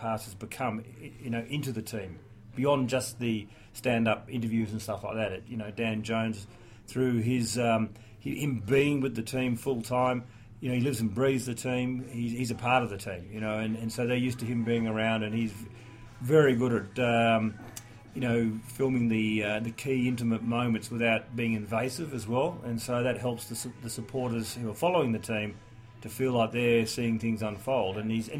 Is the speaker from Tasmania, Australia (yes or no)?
no; New South Wales, Australia; born or raised there; also born or lived in England